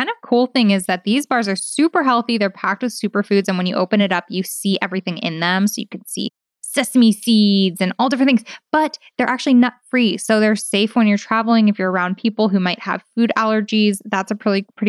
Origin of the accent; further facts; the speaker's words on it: Bay Area, California, United States; grew up in the Bay Area, like a really progressive area